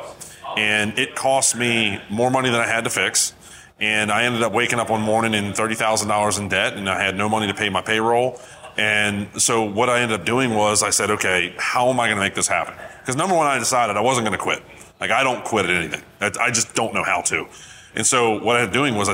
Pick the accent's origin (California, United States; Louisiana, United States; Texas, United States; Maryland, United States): Maryland, United States; I'm from Maryland.